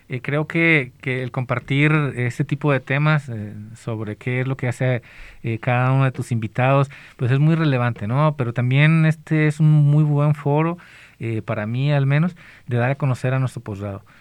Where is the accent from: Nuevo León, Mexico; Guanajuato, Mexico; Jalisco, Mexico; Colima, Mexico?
Colima, Mexico; moved away; yo soy del, estado de Colima